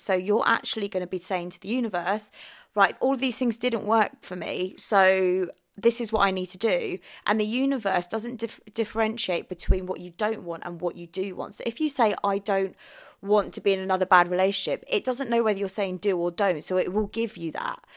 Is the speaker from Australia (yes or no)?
no; England, United Kingdom; also born or lived in Philippines; So I was born in the Philippines, came to England when I was ten days old